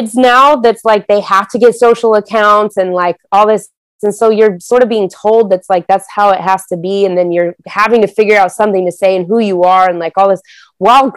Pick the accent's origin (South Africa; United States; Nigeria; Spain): United States; Denver, Colorado; I grew up in Denver, Colorado